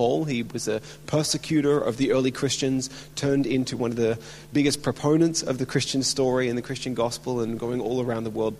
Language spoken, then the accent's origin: English; Melbourne, Victoria, Australia; now in Brisbane, Australia; my hometown in Melbourne. So I've been for the last 25 years in exile, living up in Brisbane